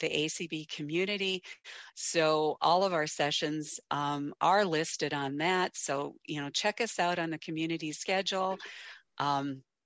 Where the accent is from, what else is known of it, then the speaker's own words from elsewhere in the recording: Kansas, United States; now in North Dakota, United States; I was born in Kansas. I currently reside in North Dakota